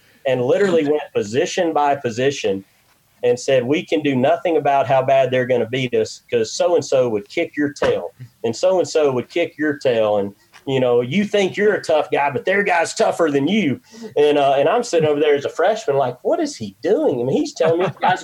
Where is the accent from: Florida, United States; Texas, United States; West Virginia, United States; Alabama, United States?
Alabama, United States; Hueytown; We grew up in Hueytown